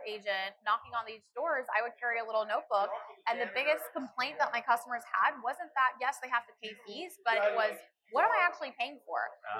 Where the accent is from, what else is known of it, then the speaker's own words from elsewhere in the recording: Dallas, Texas, United States; moved away as an adult; also born or lived in Chicago, Illinois; now in Orlando, United States; So I was actually born in Chicago, grew up in Dallas